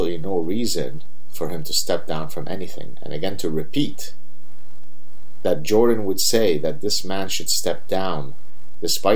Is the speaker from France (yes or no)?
no; Lebanon; I'm from Lebanon and I'm Jewish